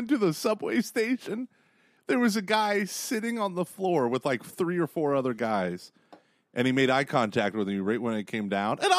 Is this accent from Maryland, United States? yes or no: no; Dayton, Ohio, United States; They can tell I'm from Dayton, Ohio.